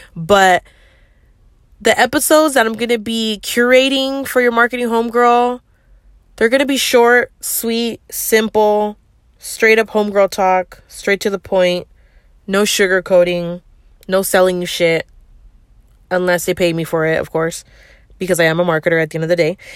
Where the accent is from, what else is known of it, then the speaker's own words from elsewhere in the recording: the Bay Area, California, United States; I'm from the Bay, and that's how we talk out here